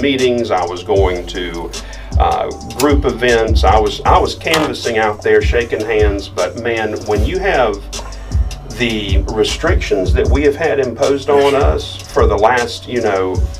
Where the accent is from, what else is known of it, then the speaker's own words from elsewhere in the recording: Charlotte, North Carolina, United States; I'm first and foremost a Charlottean